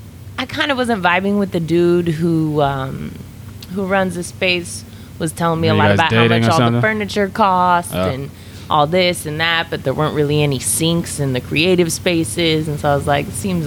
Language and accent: English; Eugene, Oregon, United States; Well, Eugene's like a real hippie town, right? So I grew up raised by white parents.